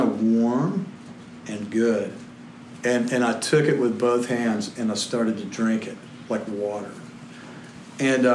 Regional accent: Salina, Kansas, United States; I grew up in Salina, Kansas

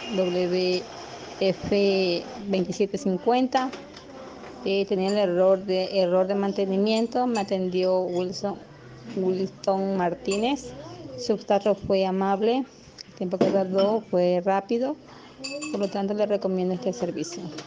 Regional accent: Ecuador; soy de Ecuador.

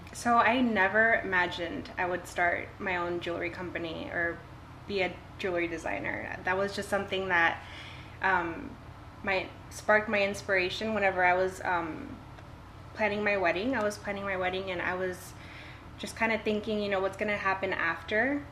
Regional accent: Ingleside, Texas, United States; now in Portland, Texas, United States; I was born and raised in Ingleside and um, I graduated from high school there

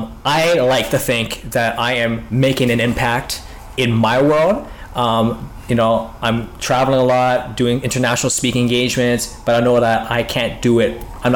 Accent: Ottawa, Ontario, Canada; I mean, like, I'm from Ottawa. OVO's from Toronto.

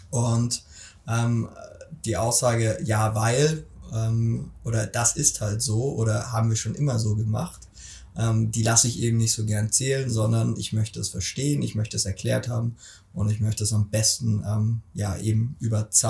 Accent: Stuttgart, Baden-Württemberg, Germany; Ich bin groß geworden hier in Stuttgart und da kommt auch die erste Frage, warum spricht der Junge dann kein Schwäbisch?

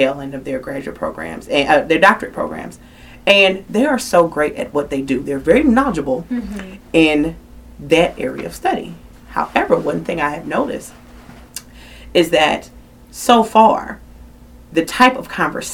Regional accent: Philadelphia, Pennsylvania, United States; now in Atlanta, United States; I'm from Philadelphia originally

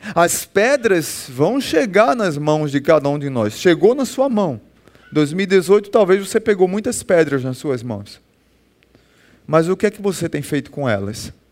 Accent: Northeast Region, Brazil; a gente é nordestino

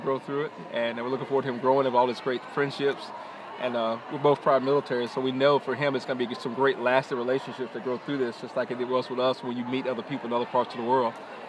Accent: Greenville, South Carolina, United States; we're from Greenville, South Carolina.

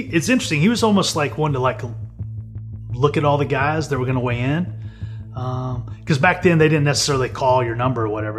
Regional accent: Amarillo, Texas, United States; I'm from Amarillo, Texas

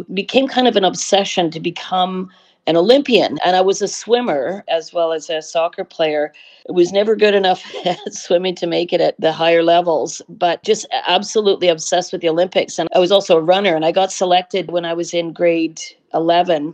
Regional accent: Vancouver, British Columbia, Canada; So it was really, really a fabulous childhood. And it was a wonderful time to grow up in Vancouver

